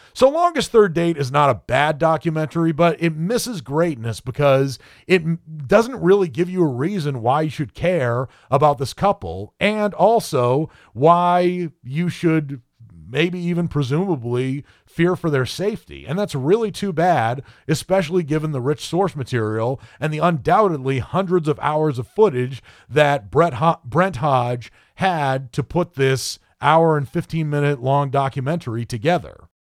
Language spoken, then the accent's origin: English; Maine, United States; me being born and raised in Maine